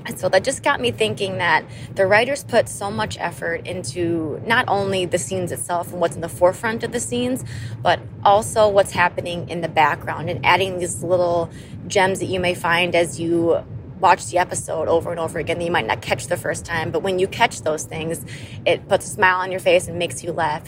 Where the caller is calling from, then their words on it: Madison, Wisconsin, United States; I am calling from Madison, Wisconsin